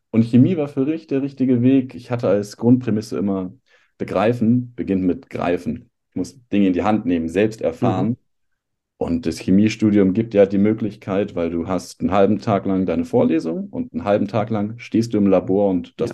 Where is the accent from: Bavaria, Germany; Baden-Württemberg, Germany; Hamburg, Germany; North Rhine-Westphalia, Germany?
Hamburg, Germany; moved away as an adult; also born or lived in Ludwigshafen; Ich komme tatsächlich aus Hamburg, habe eine Zeit lang aber mal in Ludwigshafen gelebt